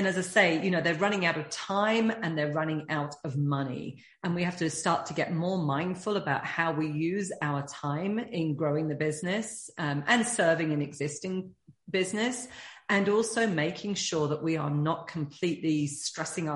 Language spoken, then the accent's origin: English; United Kingdom; being British